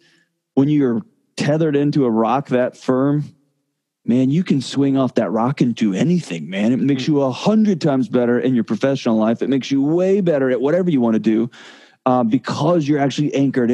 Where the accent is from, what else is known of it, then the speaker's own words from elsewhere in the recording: Texas, United States; moved away as an adult; now in Nashville, United States; I moved from Texas to Nashville, I lived in Texas my entire life, every minute of my life